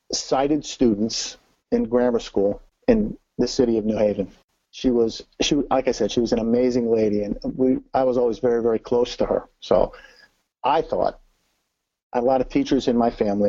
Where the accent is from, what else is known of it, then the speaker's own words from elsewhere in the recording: New Haven, Connecticut, United States; moved away as an adult; now in Florida, United States; We're originally from Connecticut, the New Haven area. Born, raised, grew up there